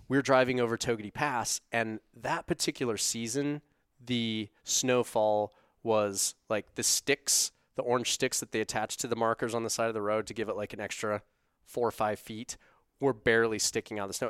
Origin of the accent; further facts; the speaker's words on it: Casper, Wyoming, United States; now in Salt Lake City, United States; I grew up in Casper